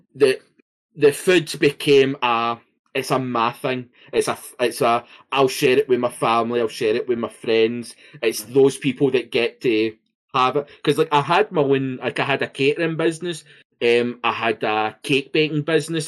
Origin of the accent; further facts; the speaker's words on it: Scotland, United Kingdom; being Scottish